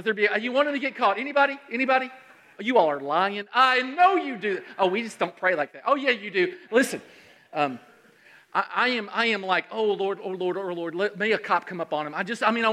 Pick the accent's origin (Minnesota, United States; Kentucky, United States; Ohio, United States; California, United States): Kentucky, United States; Central; I'm from Central Kentucky